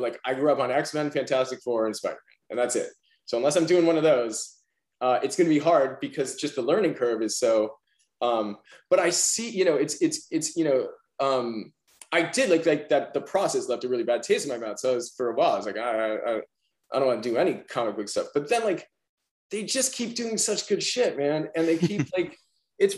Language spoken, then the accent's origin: English; New York City, New York, United States; I'm a New Yorker